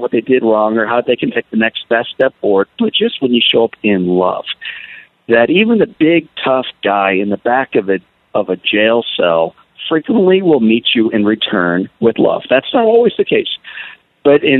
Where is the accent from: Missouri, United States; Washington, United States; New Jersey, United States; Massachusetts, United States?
Missouri, United States; St. Louis; At age 9, growing up in St. Louis, Missouri